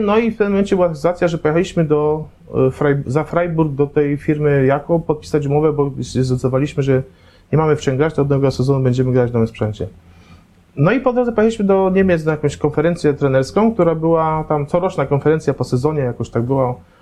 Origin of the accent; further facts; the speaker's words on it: Poznań, Greater Poland, Poland; jestem z Poznania, jestem z Poznań